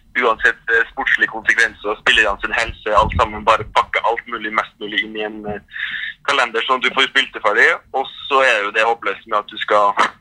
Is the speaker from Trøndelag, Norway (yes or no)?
yes; Trondheim, Trøndelag, Norway; moved away as an adult; now in Paris, France; være hjemme i Trondheim med familien